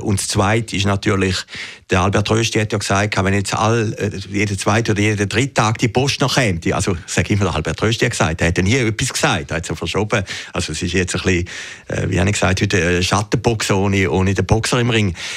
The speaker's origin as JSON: {"language": "German", "area": "Zürcher Weinland", "region": "Zurich", "country": "Switzerland", "said": "ich komme aus dem Zürcher Wieland"}